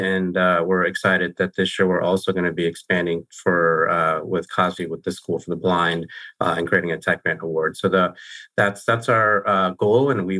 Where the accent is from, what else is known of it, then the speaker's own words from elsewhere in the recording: Tucson, Arizona, United States; I was raised in Tucson, Arizona, and went to school at Arizona State